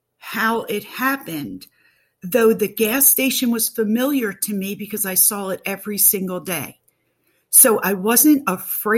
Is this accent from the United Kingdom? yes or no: no; Pennsylvania, United States; I am from Pennsylvania